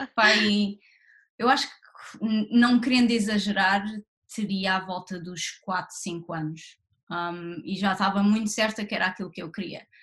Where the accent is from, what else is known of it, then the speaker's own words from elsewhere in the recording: Barreiro, Setúbal, Portugal; moved away as an adult; also born or lived in Lisbon; now in London, United Kingdom; eu nasci no Barreiro e vivi no Barreiro a minha vida toda até ir para a faculdade em Lisboa.